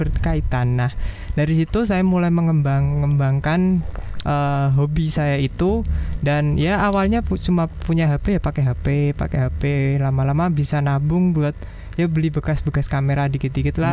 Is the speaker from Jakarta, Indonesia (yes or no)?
no; Jepara, Central Java, Indonesia; saya berasal dari Jepara